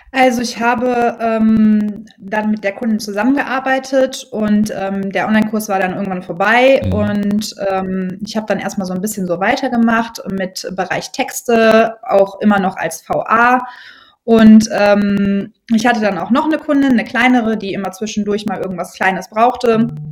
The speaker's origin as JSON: {"language": "German", "town": "Brühl", "region": "North Rhine-Westphalia", "country": "Germany", "said": "Ich komme aus dem Rheinland, ähm, genau genommen aus Brühl, das kennen manche vielleicht vom Phantasialand"}